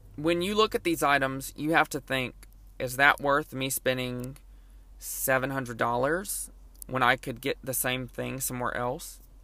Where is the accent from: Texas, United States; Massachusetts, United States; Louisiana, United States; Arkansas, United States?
Louisiana, United States; Lake Charles; born or raised there